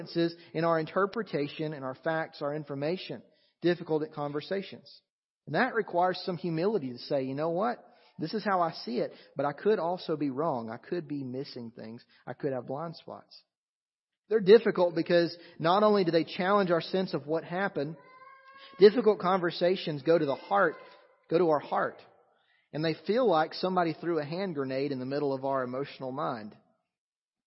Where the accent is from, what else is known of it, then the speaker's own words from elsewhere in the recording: North Alabama, United States; the farm that I grew up in North Alabama in the southern United States